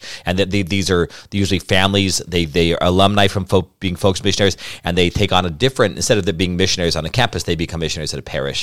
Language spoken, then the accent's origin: English; Albuquerque, New Mexico, United States; I grew up in Albuquerque, New Mexico, the oldest of five.